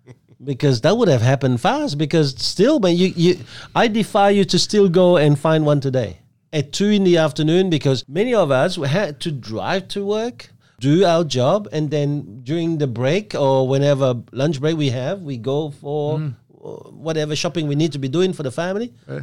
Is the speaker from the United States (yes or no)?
no; Belgium; also born or lived in Vietnam; now in Australia; I come from Belgium. I'm Vietnamese born.